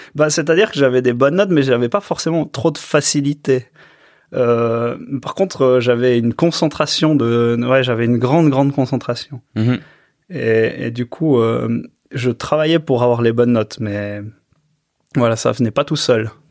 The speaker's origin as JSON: {"language": "French", "area": "Choëx", "region": "Valais", "country": "Switzerland", "tie": "born or raised there", "said": "je suis né à, à Chouet, donc j'étais à l'école, euh, ben, dans les petites écoles à, Chouet. Ensuite, j'étais à Monté, euh, cycle d'orientation"}